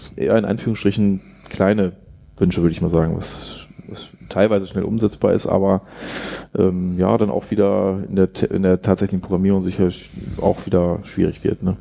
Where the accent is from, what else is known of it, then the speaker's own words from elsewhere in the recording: near Jens Spahn's home village, North Rhine-Westphalia, Germany; der kommt aus meinem Heimatdorf, also in der Nähe.